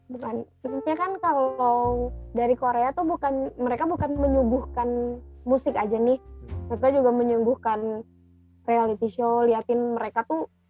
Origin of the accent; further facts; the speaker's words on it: Padang, West Sumatra, Indonesia; moved away as an adult; now in Jakarta, Indonesia; gue asal dari Padang